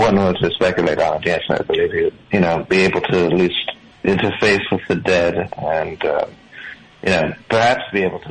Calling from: Florida, United States; I'm calling from Florida.

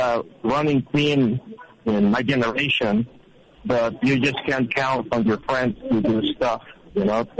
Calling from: Mexico City, Mexico; Mexico City.

